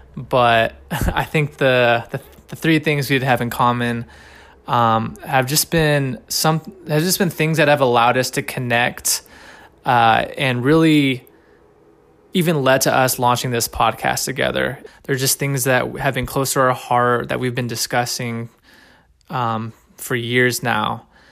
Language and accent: English; Los Angeles, California, United States; We are both from Los Angeles, California. We've been best friends since, I think, the fifth grade. I mean, we grew up together